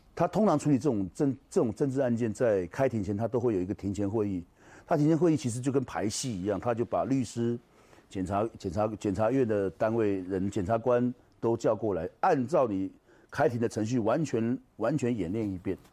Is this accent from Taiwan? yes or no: yes; Taiwan; 因为我是台湾人